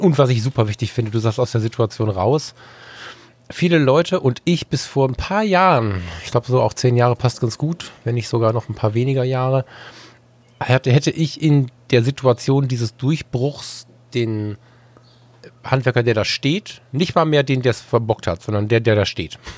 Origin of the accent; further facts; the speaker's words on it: West Germany, Germany; ich als Wessi Bengel